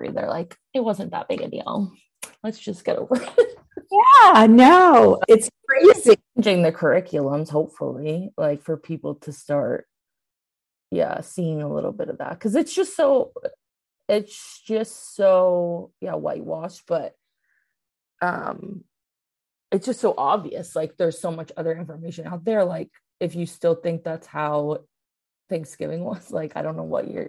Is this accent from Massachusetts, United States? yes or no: yes; Massachusetts, United States; I was born in Massachusetts.